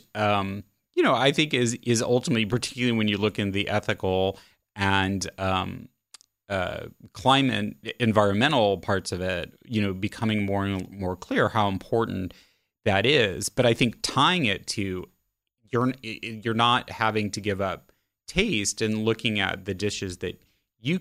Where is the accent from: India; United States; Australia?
United States; Midwest; moved away; also born or lived in Italy; I was raised in the Midwest, the 1970s.